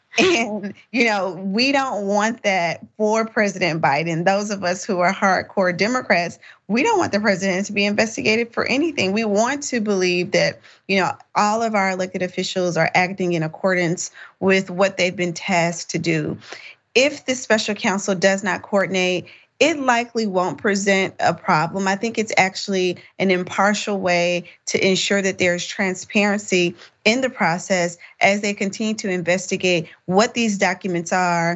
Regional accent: Tennessee, United States; my home state of Tennessee

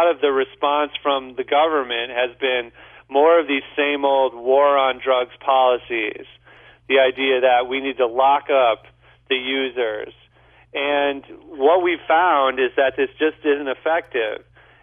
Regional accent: St. Louis, Missouri, United States; I'm from St. Louis too

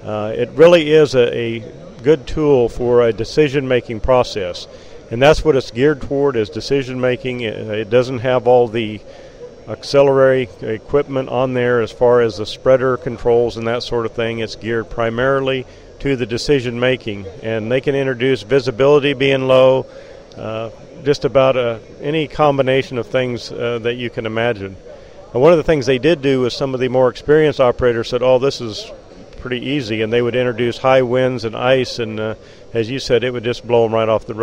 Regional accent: Globe, Arizona, United States; I'm from the Globe area, which is in the eastern mountains of the state of Arizona.

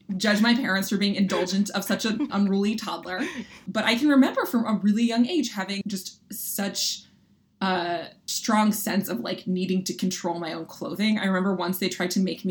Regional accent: Philadelphia, Pennsylvania, United States; I grew up in Philadelphia, and I feel like an important feature of my identity is just being a Philly kid

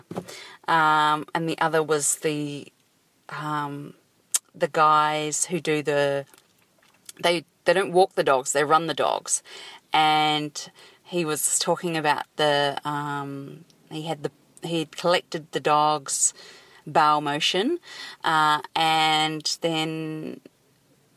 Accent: New Zealand; now in Sydney, Australia; I live in Sydney, Australia. I'm actually a Kiwi from New Zealand

